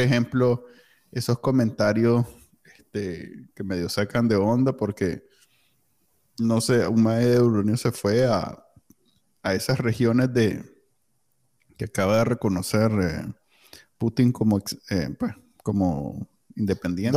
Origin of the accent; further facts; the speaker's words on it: Nicaragua; now in United States; nosotros crecimos en Nicaragua